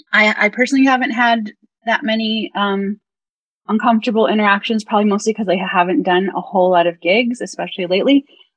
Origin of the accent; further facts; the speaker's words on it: Iowa, United States; I grew up in Iowa